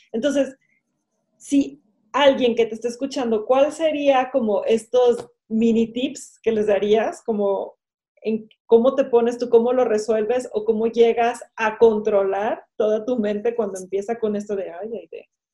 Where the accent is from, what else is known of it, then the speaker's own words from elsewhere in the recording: Mexico; aquí en México